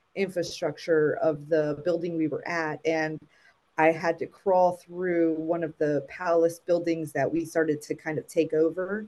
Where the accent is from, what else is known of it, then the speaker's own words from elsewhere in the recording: South Florida, United States; moved away as an adult; also born or lived in Puerto Rico; went to school for elementary, middle, and high down in South Florida